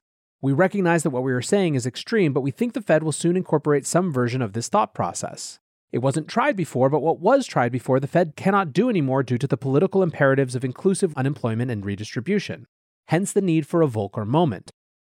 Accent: Hungary; growing up in Hungary, his common sense whispers

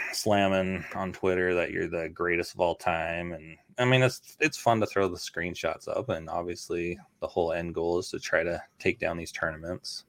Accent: Canada; now in United States; I grew up in Canada.

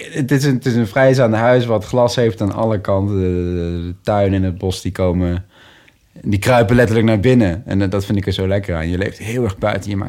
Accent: Nijmegen, Gelderland, Netherlands; also born or lived in 's-Hertogenbosch; in Nijmegen, in, in, in, de buitenwijk van Nijmegen. Ehm, ook wel een groene wijk.

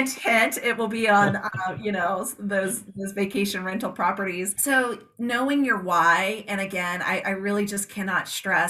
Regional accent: Georgia, South Carolina, Southeast, United States; now in Arizona, United States; I was born and raised in the Southeast, Georgia, South Carolina. And then of course we reside here in Arizona.

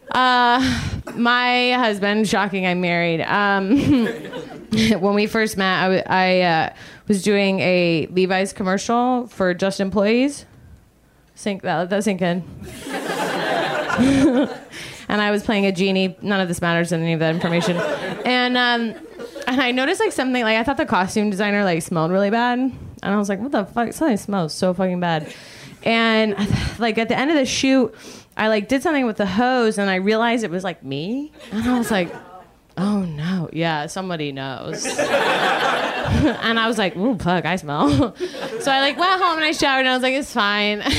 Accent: Georgia, United States; ooh, I'm from Georgia, which doesn't explain anything.

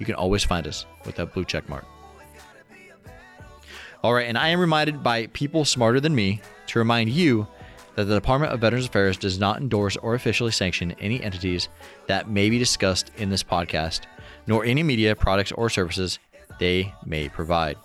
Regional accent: Washington, United States; Washington. All right, checking out my home state.

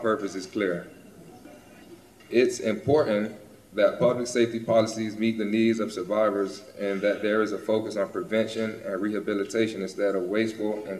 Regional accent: Florida, United States; back in my home state of Florida

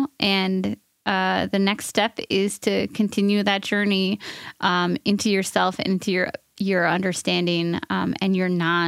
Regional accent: New York, United States; I'm from New York and grew up in an extremely progressive community with lots of love and acceptance of differences

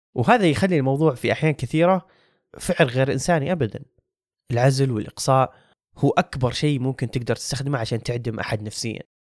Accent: Saudi Arabia; عندنا بالسعودية

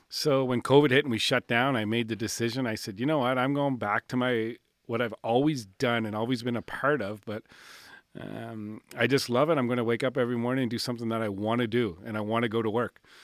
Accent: Williamswood, Nova Scotia, Canada; also born or lived in Spryfield; I grew up in Williamswood.

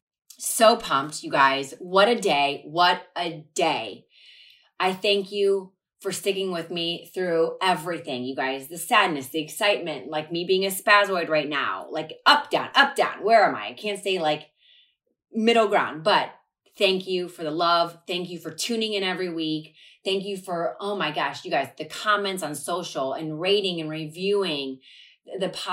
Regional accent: Ohio, United States; I played sports my whole life growing up in Ohio

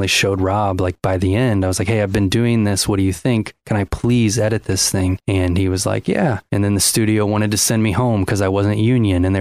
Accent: Ohio, United States; growing up in Ohio.

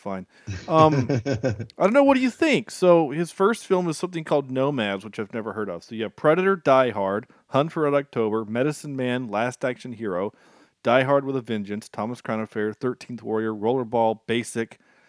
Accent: Ireland; I am Irish, mm-hmm.

